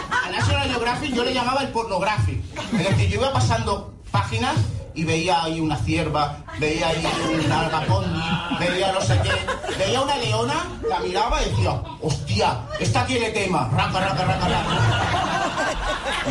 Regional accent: Barcelona, Catalonia, Spain; jo soc, Barcelona, jo soc barceloní

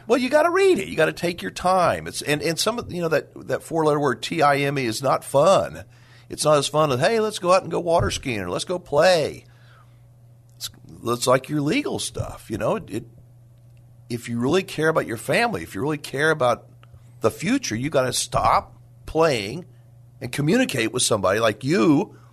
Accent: Dallas, Texas, United States; I'm a native Texan, uh, I grew up in the Dallas area, family is from San Antonio

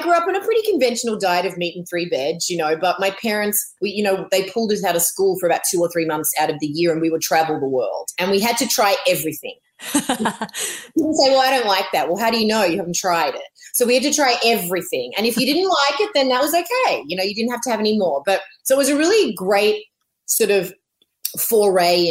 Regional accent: Melbourne, Victoria, Australia; moved away as an adult; also born or lived in Los Angeles / Missouri; I'm Australian. I grew up in Melbourne, but my family lived and worked all over the world. So I went to a lot of, some international schools

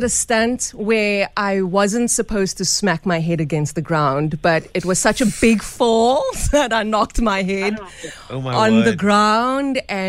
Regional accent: Cape Town, Western Cape, South Africa; I grew up in Mitchell's Plain

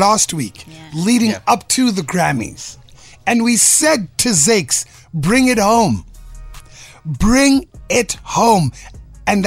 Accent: South Africa; I'm a South African

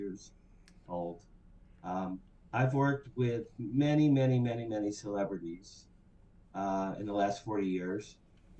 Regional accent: Asbury Park, New Jersey, United States; moved away as an adult; also born or lived in Boston / Hollywood; So, the quick story is I grew up just outside Asbury Park, New Jersey, and I was a rock and roller from the age of 10.

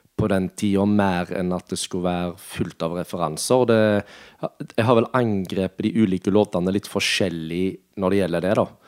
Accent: Norway; Vi kom jo fra, fra Nordheim

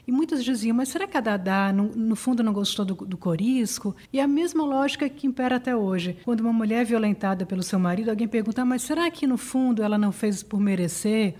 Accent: Northeast Brazil, Brazil; also born or lived in Mossoró, Rio Grande do Norte; Eu sou do Nordeste

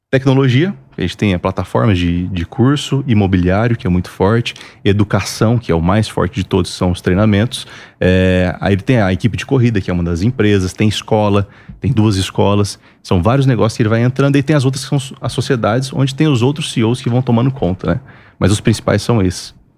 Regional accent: Mato Grosso, Brazil; moved away as an adult; now in Alphaville, Brazil; Eu sou mato grossense, sou lá do Mato Grosso. E de lá para cá a gente contactou e eu mudei para Alphaville

